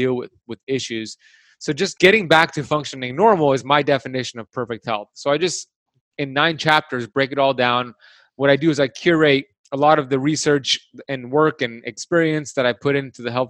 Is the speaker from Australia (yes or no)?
no; Miami, Florida, United States; I was born and raised in Miami